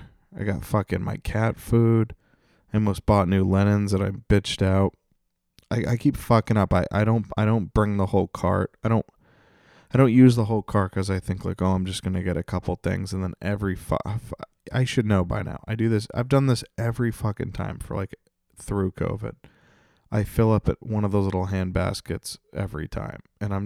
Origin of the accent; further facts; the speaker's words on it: Canada; And I'm French Canadian, so I can say that.